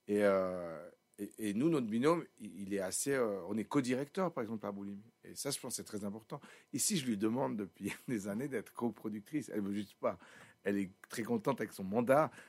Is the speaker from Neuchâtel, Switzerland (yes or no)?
no; Sion, Valais, Switzerland; comme je viens de Sion, très naturellement, je me suis dit, ben, si je m'entoure, je m'entoure